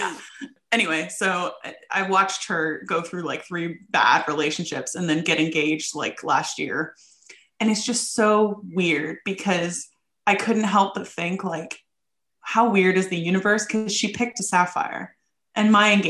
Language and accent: English; Ohio, United States; moved away as an adult; now in United Kingdom; my high school reunion, but it's because it would involve me going back to my home state